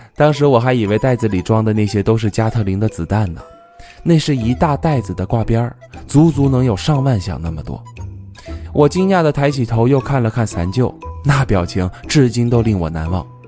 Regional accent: southern China, China; 由于从小就生活在南方，没见过下雪，也没放过鞭炮

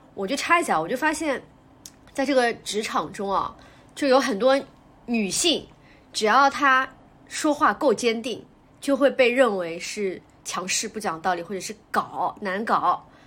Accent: China; also born or lived in Shanghai; 我们中国人

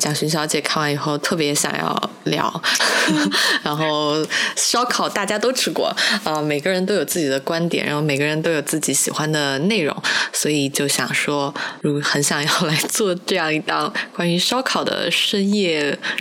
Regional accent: Sichuan, China; moved away; 那家店烤肉，反正在我家乡那边可能开了二十年吧

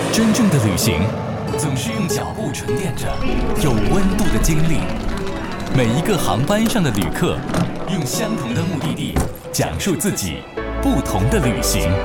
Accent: China; 我们中国人

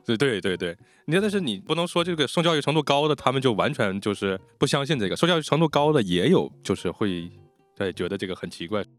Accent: Inner Mongolia, China; 因为我们打小在内蒙

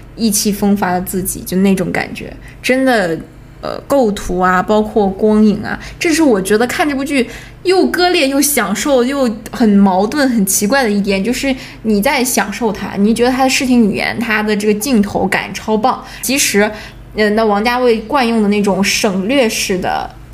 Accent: Northeast China, China; now in Shanghai, China; 对于我来说，对于一个东北小孩来说

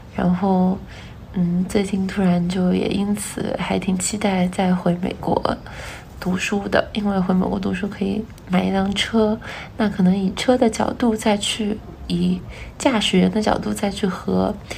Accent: Wuhan, Hubei, China; 我从小在武汉长大，然后小的时候，呃，其实我住武昌

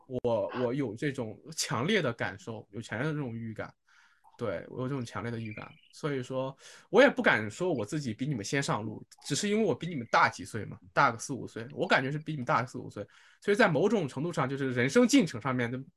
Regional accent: Xuzhou, Jiangsu, China; moved away as an adult; also born or lived in Xinjiang; now in Shanghai, China; 我的，我的，我的故乡是那个徐州沛县，对，也是个小县城

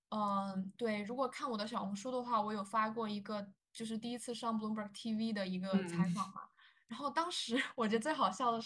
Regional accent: China; now in United States; 反而是我们中国人对自己的要求会更高一点

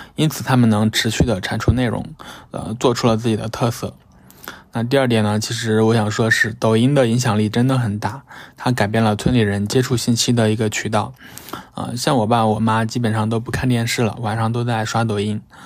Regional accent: Shaanxi, China; moved away; 我老家呢，在陕西南部和湖北接壤的一个小山村

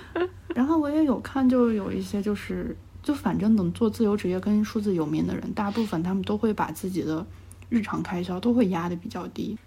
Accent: Shaanxi, China; moved away as an adult; also born or lived in Xi'an; now in Shanghai, China; 我家在陕西那边，就是因为我从，就是我是第一份工作，我是在西安的，然后我从西安裸辞来到了上海

